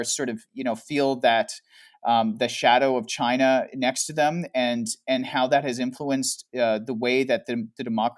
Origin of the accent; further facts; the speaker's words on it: Canada; also born or lived in Toronto; so I'm Canadian. And I live in Toronto